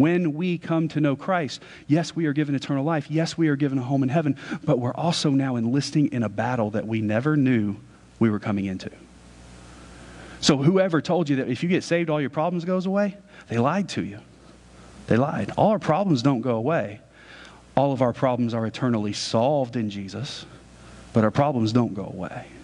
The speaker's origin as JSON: {"language": "English", "country": "United States", "said": "as an American"}